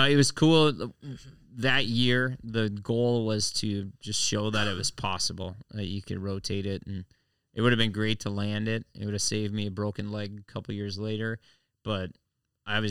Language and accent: English; Longville, United States; my hometown of Longville